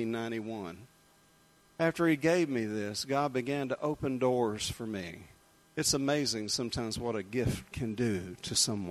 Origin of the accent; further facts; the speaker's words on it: Jacksonville, Florida, United States; I grew up in Jacksonville, Florida.